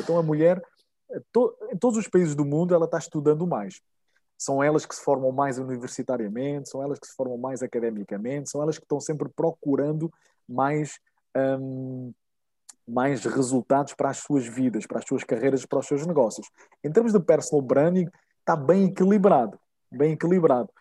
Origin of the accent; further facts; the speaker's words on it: Nazaré, Centro, Portugal; moved away as an adult; now in Brazil; eu sou de Portugal, uh, nasci em Nazaré